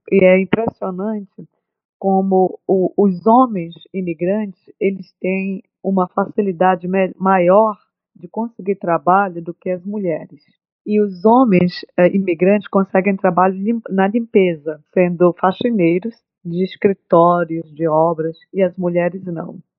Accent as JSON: {"language": "Portuguese", "country": "Brazil", "moved": "as an adult", "lives_now": "Boston, United States", "said": "sou brasileira"}